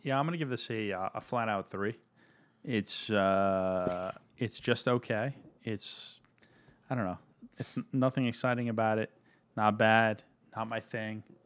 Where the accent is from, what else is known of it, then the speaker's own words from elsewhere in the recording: Virginia, United States; I grew up in Virginia.